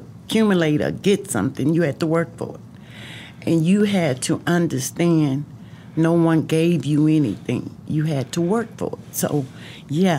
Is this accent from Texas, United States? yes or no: yes; East Texas / Houston, United States; also born or lived in Arkansas / Nacogdoches, Texas; we came back to Nacogdoches, which is in East Texas